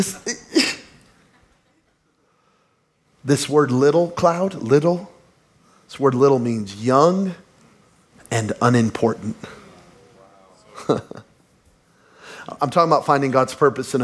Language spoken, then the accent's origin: English; Belen, New Mexico, United States; moved away; we're from Belen, New Mexico, y'all. Trailer park kids